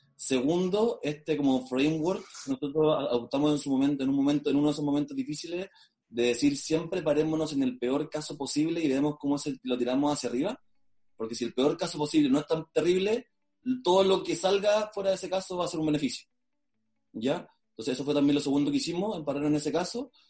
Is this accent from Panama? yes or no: no; Maule, Chile; nosotros los tres fundadores somos de la región del Maule, en Chile. ¿Ya? y somos los dos de Talca y uno de Linares.